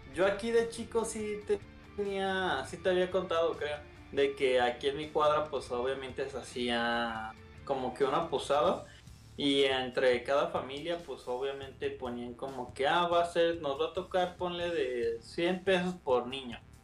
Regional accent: Mexico; como todo mexicano

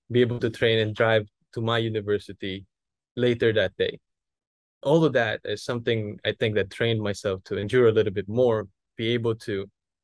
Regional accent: Philippines; I'm a Filipino

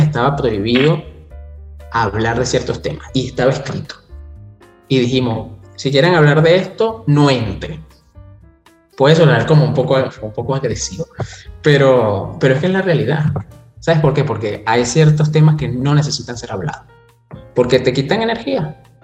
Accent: Venezuela; somos venezolanos

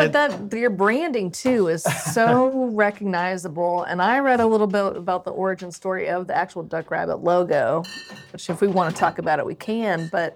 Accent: Tennessee, United States; also born or lived in Atlanta, Georgia; now in North Carolina, United States; I'm from Tennessee.

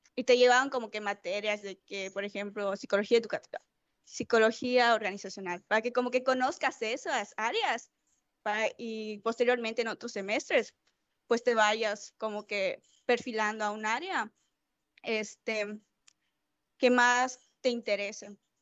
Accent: Mérida, Yucatán, Mexico; Tengo veintidós años, soy de Mérida, Yucatán.

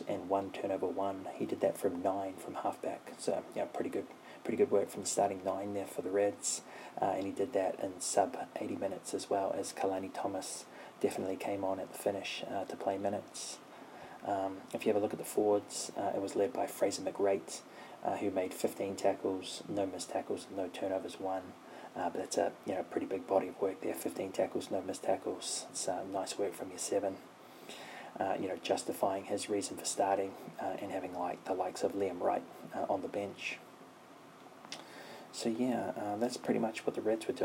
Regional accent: New Zealand; as a New Zealander

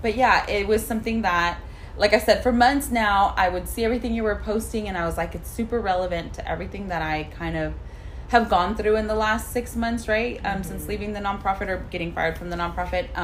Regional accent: Houston, Texas, United States; I grew up in Northside and I was raised there, grew up there

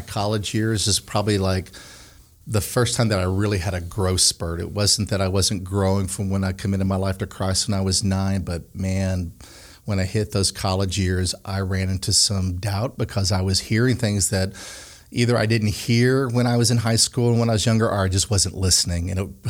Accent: Connecticut, United States; also born or lived in Pine Bluff / Canada / South Korea / Colorado; I grew up in Connecticut, and I would live there longer.

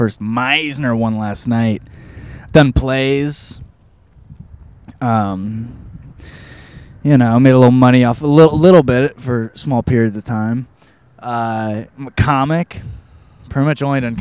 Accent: Michigan, United States; now in Los Angeles, United States; I grew up in Michigan, in the middle of nowhere

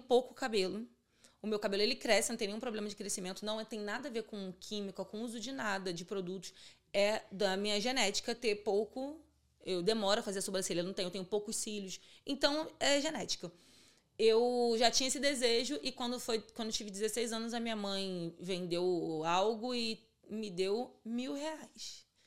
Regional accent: Rio de Janeiro, Brazil; also born or lived in Vila Aliança, Bangu; e fui criada em Santíssimo, que é um bairro do subúrbio do Rio

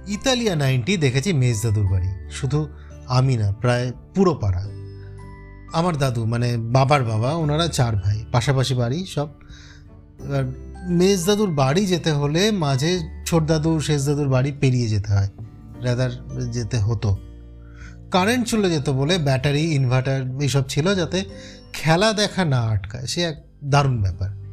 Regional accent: Basirhat, West Bengal, India; আমার বাড়ি বসিরহাট বাংলাদেশের বেশ কাছে

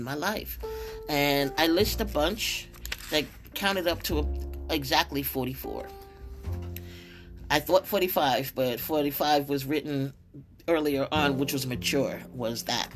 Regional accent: upstate New York, United States; also born or lived in Brooklyn, New York; by the age of 9, I moved from Brooklyn to upstate New York

